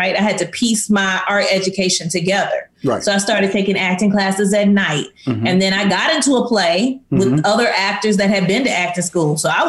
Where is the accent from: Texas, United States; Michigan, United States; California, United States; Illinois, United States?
Illinois, United States; East St. Louis; I grew up in East St. Louis.